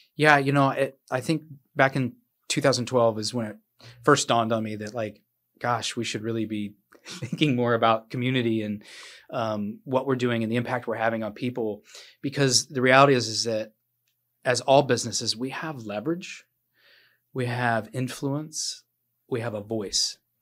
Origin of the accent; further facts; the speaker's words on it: Midwest, United States; now in Bluffton, United States; I'm from the Midwest